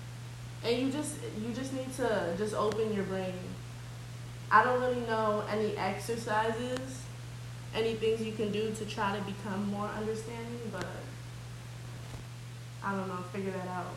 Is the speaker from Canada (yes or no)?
no; Nigeria; I'm Nigerian.